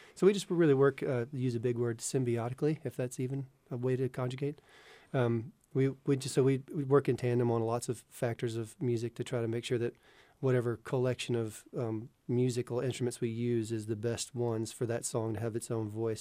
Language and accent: English; North Alabama, United States; I grew up in the North Alabama area